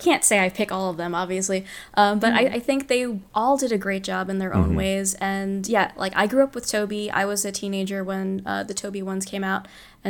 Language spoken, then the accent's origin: English; New York City, New York, United States; I grew up in Queens